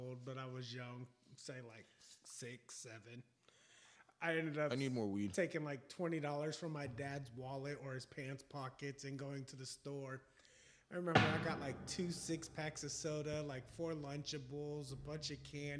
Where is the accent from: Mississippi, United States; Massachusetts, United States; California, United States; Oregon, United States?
Oregon, United States; I'm from Oregon.